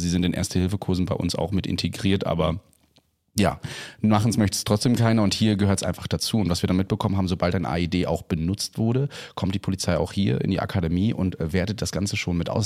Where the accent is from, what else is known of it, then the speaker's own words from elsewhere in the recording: Germany; bei uns in Deutschland